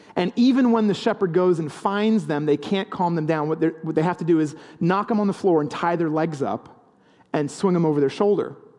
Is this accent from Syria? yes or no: no; the English countryside, England, United Kingdom; growing up in the English countryside, there are a lot of sheep